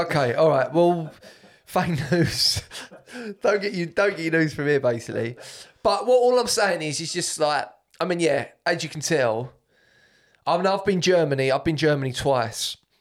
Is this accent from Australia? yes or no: no; United Kingdom; I'm British